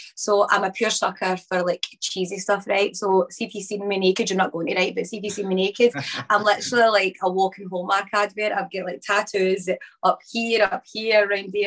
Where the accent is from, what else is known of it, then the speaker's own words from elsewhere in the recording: Chapelhall, Scotland, United Kingdom; also born or lived in England; I was born in England and I moved to Scotland when I was about 5, my nan and papa